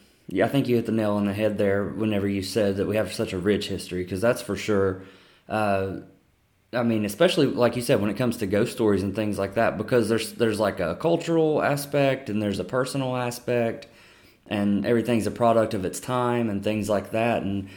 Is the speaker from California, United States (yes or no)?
no; Boone County, West Virginia, United States; I just went to Marshall, about 2 hours from where I grew up in Boone County.